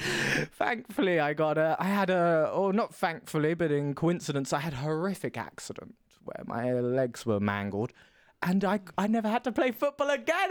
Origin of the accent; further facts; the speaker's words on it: Essex, East of England, United Kingdom; moved away as an adult; also born or lived in Stockholm, Sweden; now in Berlin, Germany; I'm from the Essex, the England, the deep, deep south of Tory Britain